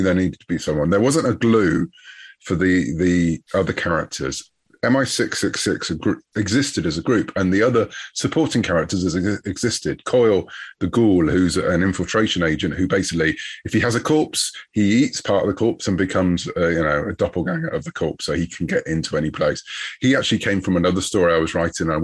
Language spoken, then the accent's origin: English; United Kingdom; I'm British